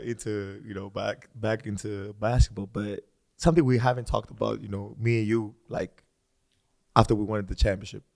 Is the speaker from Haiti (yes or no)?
no; Greece; moved away; I was born and raised in Greece